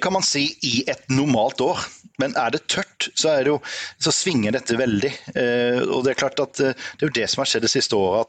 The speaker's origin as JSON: {"language": "Norwegian", "town": "Grimstad", "region": "Agder", "country": "Norway", "also_born_or_lived": "Trondheim", "said": "Vi er fra Grimstad begge"}